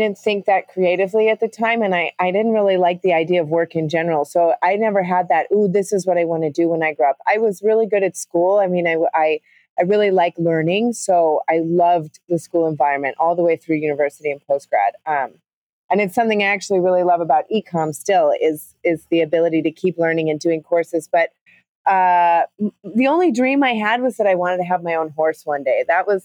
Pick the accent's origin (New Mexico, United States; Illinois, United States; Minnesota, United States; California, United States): Illinois, United States; Chicago; also born or lived in London, United Kingdom; now in Costa Rica; I grew up in Chicago in a conservative family, conservative household. I mean, you know, I had the typical Midwestern childhood